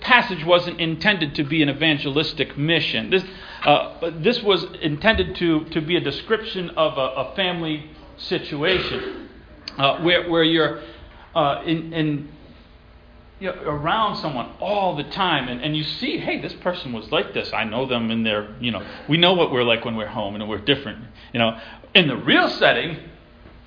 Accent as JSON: {"language": "English", "town": "Elmira", "region": "New York", "country": "United States", "tie": "born or raised there", "said": "I was born in Elmira, New York"}